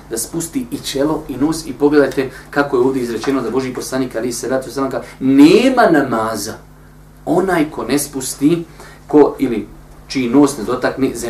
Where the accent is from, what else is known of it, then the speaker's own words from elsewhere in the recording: Bosnia & Herzegovina; kod nas u Bosni